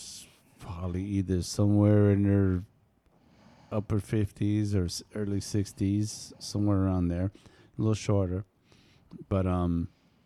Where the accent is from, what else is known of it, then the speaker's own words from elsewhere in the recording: East Coast, United States; moved away; I'm originally from East Coast, and I've been here for a little while.